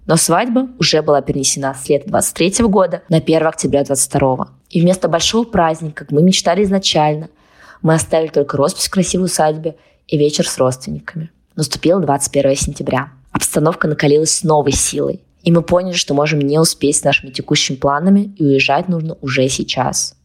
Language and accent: Russian; Kazan, Tatarstan, Russia; moved away as an adult; also born or lived in Moscow; Он в Казани, это мой родной город, я в Москве